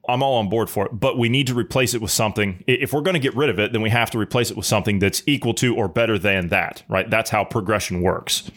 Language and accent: English; United States; I'm an American